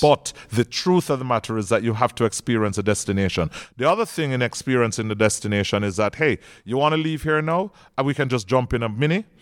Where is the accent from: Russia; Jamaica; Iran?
Jamaica; I'm Jamaican.